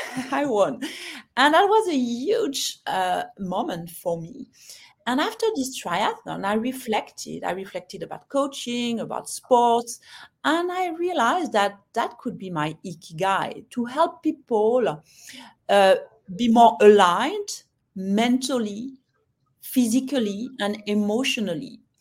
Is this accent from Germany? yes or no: no; France; also born or lived in London / Hong Kong; now in Singapore; I'm French, as you can hear